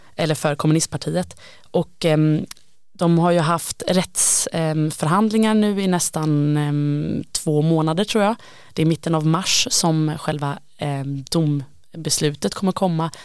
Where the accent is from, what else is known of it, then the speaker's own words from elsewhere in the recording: Gothenburg, Västra Götaland, Sweden; Jag är ju göteborgare, kommer från en stad som är väldigt beroende av Kina